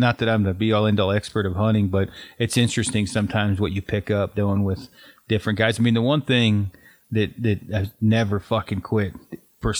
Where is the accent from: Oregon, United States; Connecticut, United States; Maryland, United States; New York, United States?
Oregon, United States; Detroit; moved away; I'm from Detroit Lake originally, which is kind of right in the middle, not too far from Sisters.